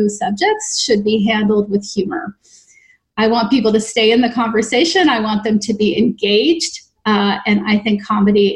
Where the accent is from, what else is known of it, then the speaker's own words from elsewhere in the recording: Canada; now in New York City, United States; I am a Canadian